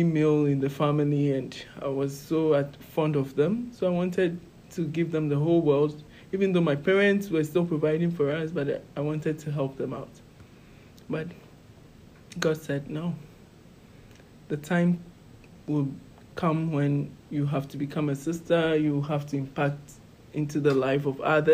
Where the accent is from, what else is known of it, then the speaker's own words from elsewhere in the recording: Ghana; moved away as an adult; now in Scranton, United States; I'm from Ghana, West Africa